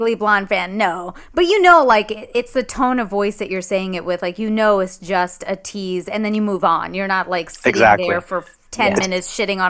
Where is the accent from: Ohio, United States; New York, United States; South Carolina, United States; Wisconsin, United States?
New York, United States; I'm like a New Yorker.